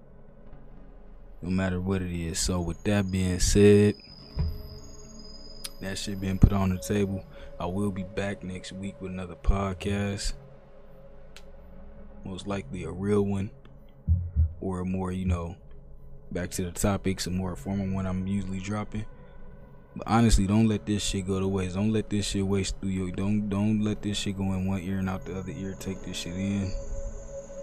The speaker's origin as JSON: {"language": "English", "region": "Ohio", "country": "United States", "said": "I'm from Ohio"}